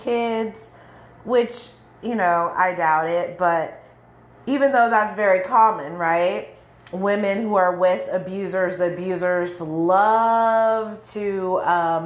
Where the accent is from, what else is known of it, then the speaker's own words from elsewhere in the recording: California, United States; moved away as an adult; go to California, go back to my hometown to visit